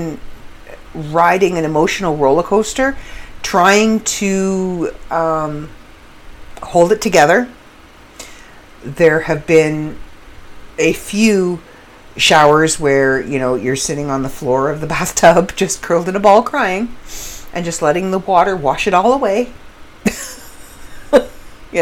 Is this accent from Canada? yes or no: yes; Canada; I do come from an English background, and I am Canadian